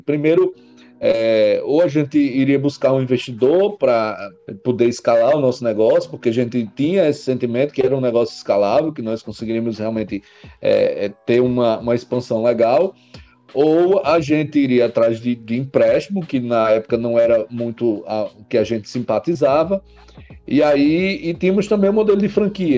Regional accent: Mossoró, Rio Grande do Norte, Brazil; Nasci em Mossoró, Rio Grande do Norte, né? Lá a segunda cidade do estado. Como diz o, o Matuto, nasci e me criei na, em Mossoró

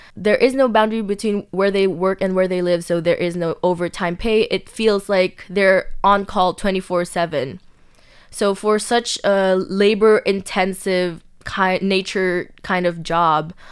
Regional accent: Philippines; now in Taiwan; I was from the Philippines

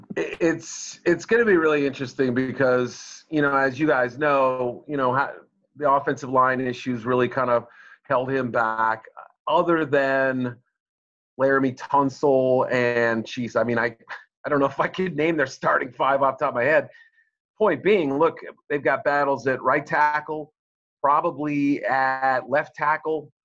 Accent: Boston, Massachusetts, United States; moved away as an adult; also born or lived in Missouri / Chicago; I grew up in the Boston area

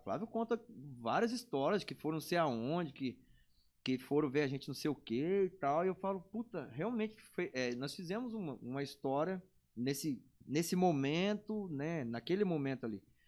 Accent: Brazil; no bairro que eu nasci, fui criado, morei

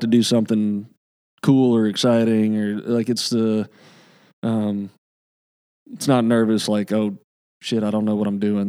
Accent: the South, United States; now in Nashville, United States; growing up in the South

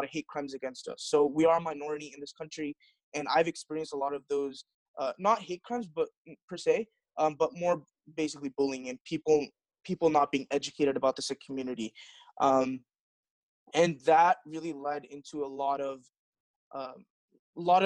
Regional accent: Fremont, California, United States; I was born here in Fremont, California. I pretty much was born and raised in California

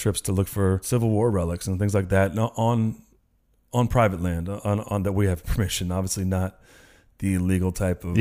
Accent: Northern California, United States; I'm from Northern California

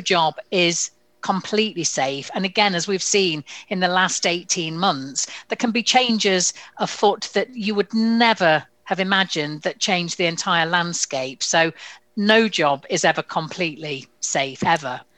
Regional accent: United Kingdom; we use being terribly British and polite about it

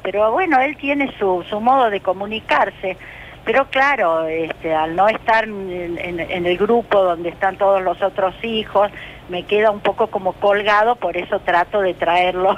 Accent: Rosario, Santa Fe, Argentina; yo soy rosarina

